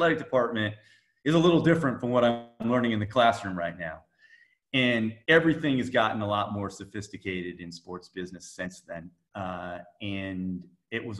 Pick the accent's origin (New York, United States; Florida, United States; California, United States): Florida, United States; Dunedin; also born or lived in Gainesville, Florida; I grew up in Dunedin, Florida, right by Clearwater, Tampa Bay area.